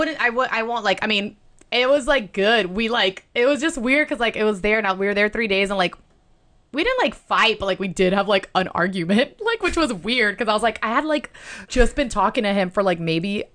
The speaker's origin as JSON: {"language": "English", "town": "Miami", "region": "Florida", "country": "United States", "moved": "yes", "lives_now": "Los Angeles, United States", "said": "I'm from Miami."}